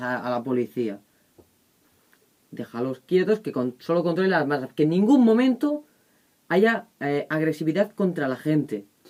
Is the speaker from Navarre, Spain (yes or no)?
no; Catalonia, Spain; gente que somos española también, pero catalanes también